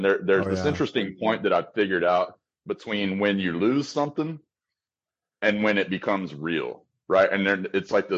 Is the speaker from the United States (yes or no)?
yes; Amarillo, Texas, United States; moved away; I went to my hometown for Christmas, a place called Amarillo, Texas